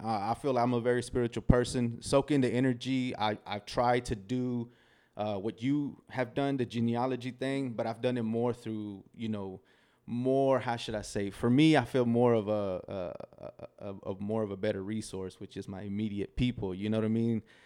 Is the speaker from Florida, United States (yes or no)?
no; Del Valle, Texas, United States; also born or lived in Querétaro, Mexico; When I was two years old, my parents brought brought me here